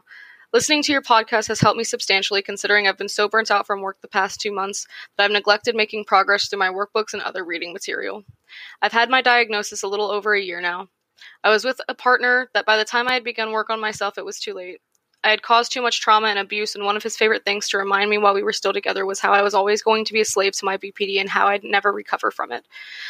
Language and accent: English; Norfolk, Virginia, United States; I'm 26 and I'm from Norfolk, Virginia.